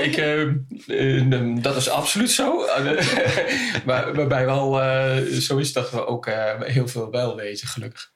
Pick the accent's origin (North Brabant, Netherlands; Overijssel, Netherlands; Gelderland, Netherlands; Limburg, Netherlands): Overijssel, Netherlands; Kampen; ik kom uit Kampen